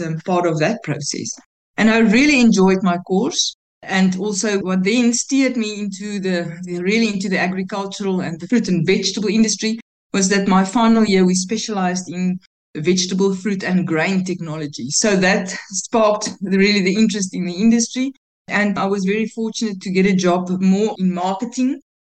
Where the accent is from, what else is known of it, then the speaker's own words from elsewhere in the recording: Pretoria, Gauteng, South Africa; I grew up in Pretoria. That's born there, grew up school, even university.